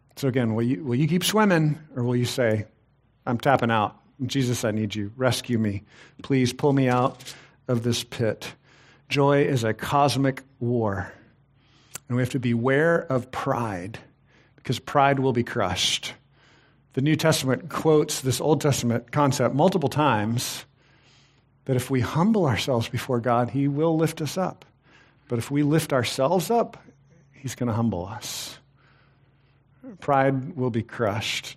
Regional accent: Texas, United States; I, I grew up in Texas.

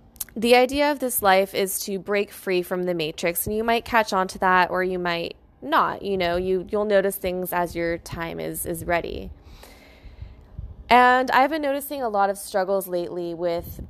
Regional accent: United States; now in Palm Springs, United States; I was born in America

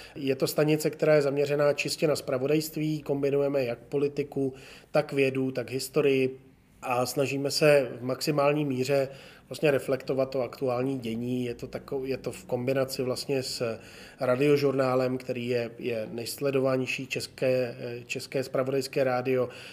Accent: Jihlava, Vysočina Region, Czechia; moved away as an adult; also born or lived in Prague; jsem rodák z Jihlavy

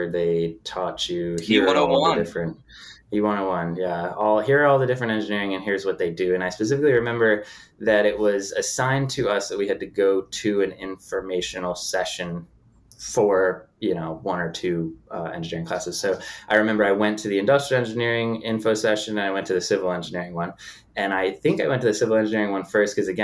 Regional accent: Connecticut, United States; moved away as an adult; Born and raised in Connecticut and grew up in New England

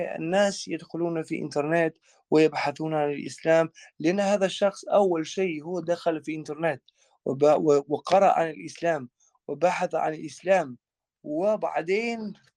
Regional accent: Kosovo; Arabic is a second language; moved away as an adult; also born or lived in Libya; now in Germany; خريج حتى من مدرسة ثانوية إسلامية في في بريشتينا في عاصمتنا

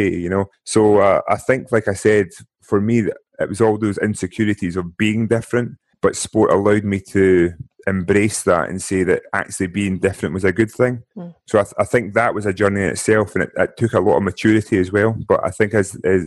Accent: Scotland, United Kingdom; growing up in Scotland

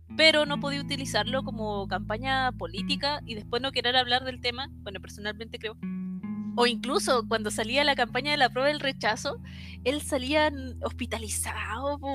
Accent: Chile; nosotros como chilenos

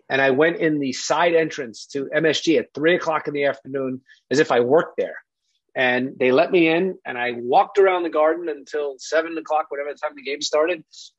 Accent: Jericho, New York, United States; So I think guys like us, who like Johnny growing up in Syosset, or me … you know, Jericho, we had it easy.

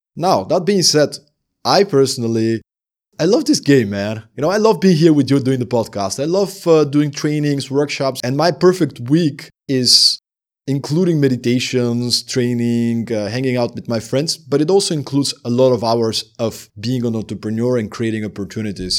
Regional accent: Sliven, Sliven Province, Bulgaria; moved away as an adult; also born or lived in Denmark; living in my hometown in Bulgaria

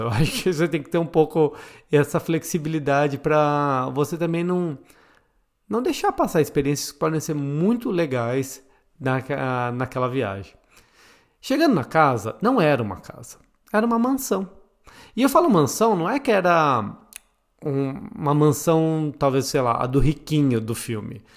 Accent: Botucatu, São Paulo, Brazil; moved away; eu vim de Botucatu

